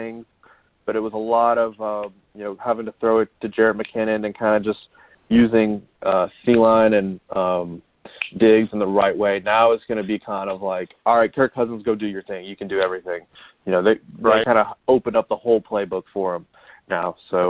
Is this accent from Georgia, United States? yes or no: yes; Atlanta, Georgia, United States; I'm from Atlanta